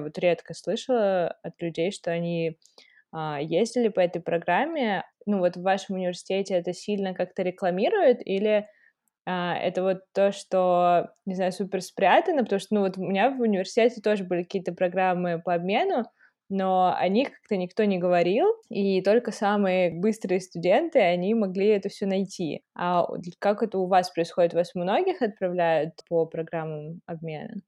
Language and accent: Russian; Moscow, Russia; also born or lived in Saint Petersburg; я как бы действительно прожила большую часть жизни в Москве, хотя я родилась, например, в Санкт-Петербурге